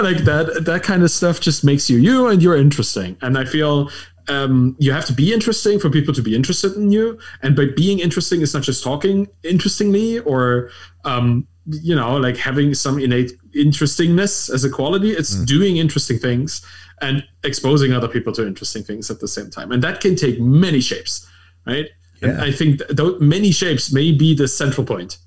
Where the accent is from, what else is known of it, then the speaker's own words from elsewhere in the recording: Berlin, Germany; I'm German, I'm European, I'm like from Berlin.